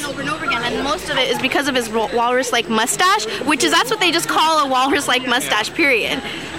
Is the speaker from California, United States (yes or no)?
yes; La Puente, California, United States; from La Puente, California.